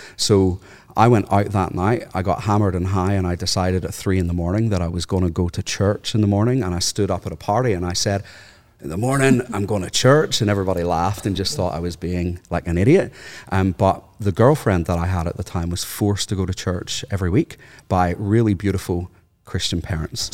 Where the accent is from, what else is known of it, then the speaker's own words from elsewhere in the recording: Northern Ireland, United Kingdom; moved away as an adult; now in Australia; I'm from Northern Ireland